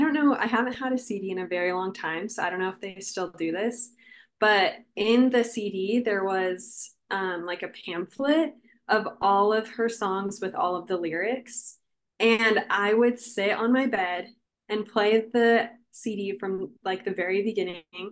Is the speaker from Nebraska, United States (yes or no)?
yes; Omaha, Nebraska, United States; I'm from Omaha, Nebraska